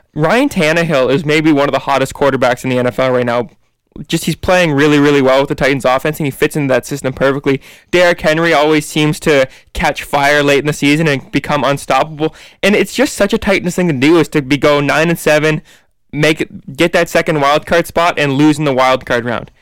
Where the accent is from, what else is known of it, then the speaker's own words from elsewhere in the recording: Canada; we're all Canadians here